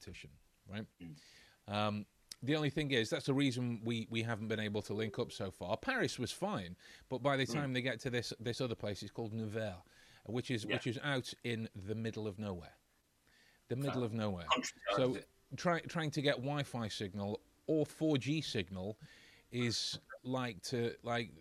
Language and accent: English; England, United Kingdom; I'm English